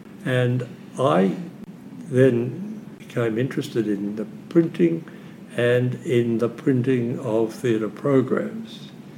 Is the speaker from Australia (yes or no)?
yes; Melbourne, Victoria, Australia; also born or lived in London; I was born in London. Right. And but I grew up in Melbourne.